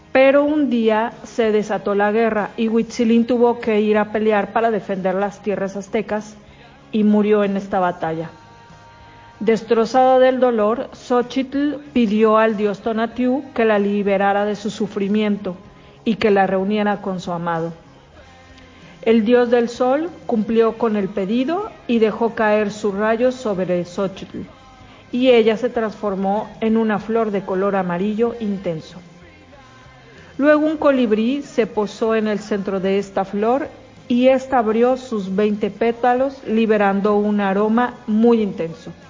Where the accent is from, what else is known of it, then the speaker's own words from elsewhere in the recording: Mexico; Los saludo desde México.